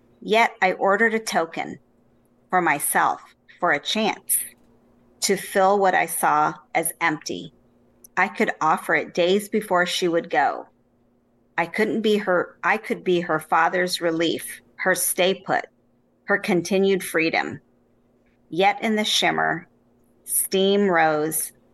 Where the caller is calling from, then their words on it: Winnetka, Illinois, United States; I'm calling from Winnetka, Illinois, outside of Chicago